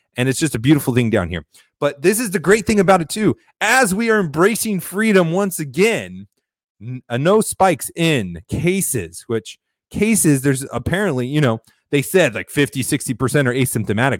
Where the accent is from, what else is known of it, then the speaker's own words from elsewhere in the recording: Florida, United States; my home state of Florida